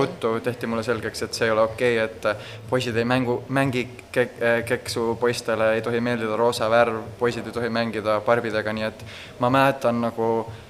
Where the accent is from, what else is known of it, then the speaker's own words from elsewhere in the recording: Estonia; moved away as an adult; also born or lived in Netherlands / Los Angeles, United States; now in San Francisco, United States; olen äh, Eestis sündinud ja kasvanud